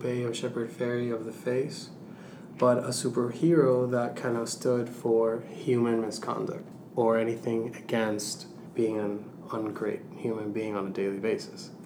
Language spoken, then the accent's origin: English; Venezuela; moved away; my home country, Venezuela